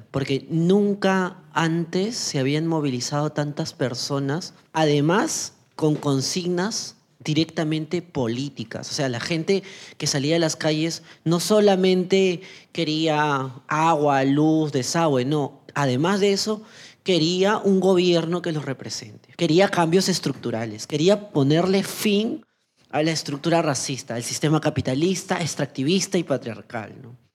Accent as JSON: {"language": "Spanish", "region": "Ica", "country": "Peru", "tie": "born or raised there", "also_born_or_lived": "Ayacucho", "lives_now": "Lima, Peru", "said": "yo soy una joven trans afroandina de la zona sur de, Perú. Nací en, en Ayacucho, crecí en Ica y hace muy poco tiempo estoy en Lima."}